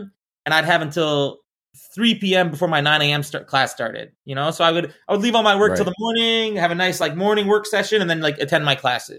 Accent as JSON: {"language": "English", "region": "Arizona", "country": "United States", "tie": "born or raised there", "also_born_or_lived": "Florida", "said": "I grew up in Arizona and Florida."}